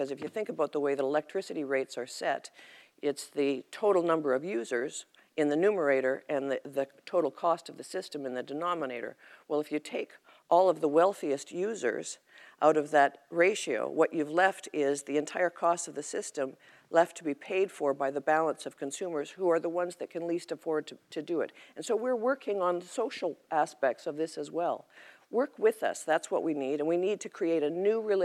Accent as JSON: {"language": "English", "region": "Alberta", "country": "Canada", "said": "I'm from Alberta"}